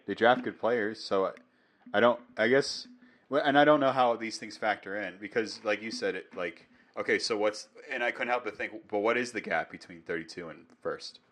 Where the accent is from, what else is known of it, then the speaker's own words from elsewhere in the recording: New England, United States; I'm from New England